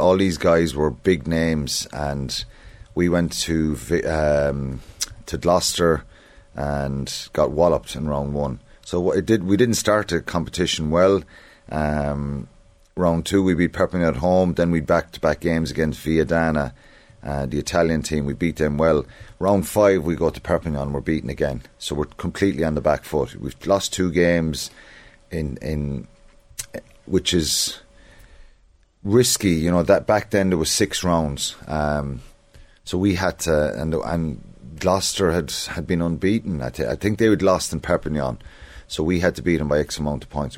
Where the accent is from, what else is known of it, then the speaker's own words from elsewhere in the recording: Ireland; as Irish people